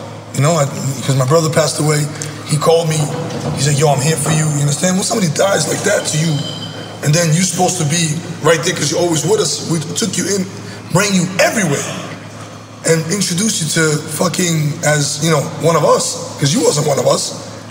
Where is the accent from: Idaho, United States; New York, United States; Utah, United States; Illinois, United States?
New York, United States; Brooklyn; I grew up in Brooklyn, my guy.